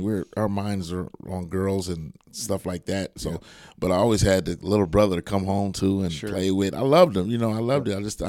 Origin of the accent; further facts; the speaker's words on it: Rockford, Illinois, United States; I'm originally from right here in Rockford. I was born here in Rockford.